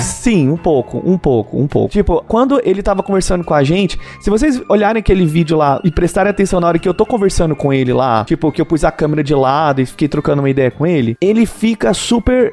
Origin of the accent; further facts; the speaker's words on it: Brazil; somos brasileiros